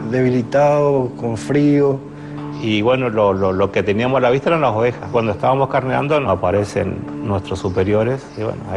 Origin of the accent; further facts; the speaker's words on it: Misiones, Argentina; ¿cómo es tu nombre? … ¿De dónde sos? Misiones.